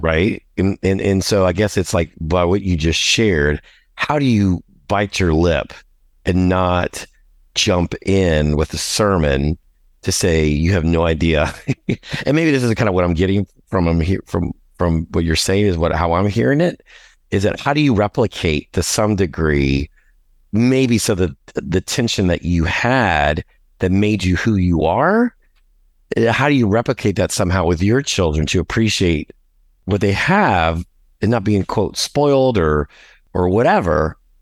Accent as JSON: {"language": "English", "town": "New Orleans", "region": "Louisiana", "country": "United States", "tie": "born or raised there", "also_born_or_lived": "Galveston, Texas", "moved": "yes", "lives_now": "Houston, United States", "said": "I was born in Galveston, but when I was three months old, we moved to New Orleans. So New Orleans is my home"}